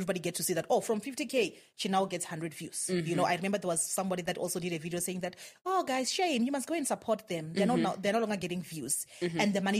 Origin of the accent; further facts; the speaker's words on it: Venda, Limpopo, South Africa; moved away as an adult; also born or lived in Pretoria; So I had to watch the people that I came with from Venda graduating